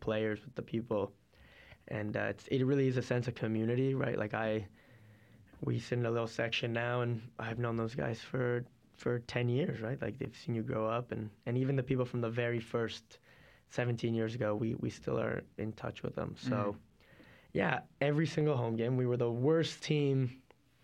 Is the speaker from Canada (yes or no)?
yes; Toronto, Ontario, Canada; I was born in Toronto